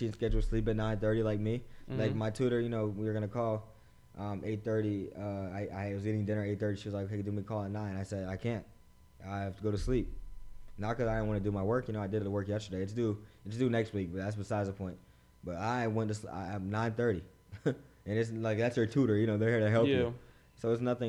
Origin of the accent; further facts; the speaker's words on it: Bahamas; I'm from the Bahamas